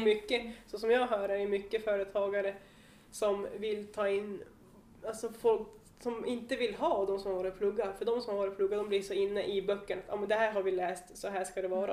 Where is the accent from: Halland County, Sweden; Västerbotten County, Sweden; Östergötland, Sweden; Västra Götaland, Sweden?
Västerbotten County, Sweden; Tärnaby; hemma i Tärnaby